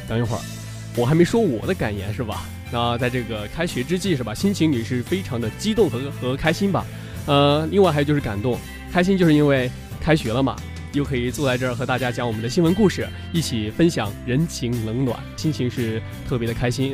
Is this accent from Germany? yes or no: no; Henan, China; 我是河南人